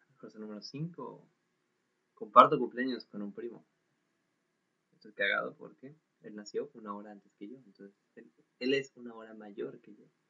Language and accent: Spanish; Mexico; Soy un Juan Carlos Bodoque mexicano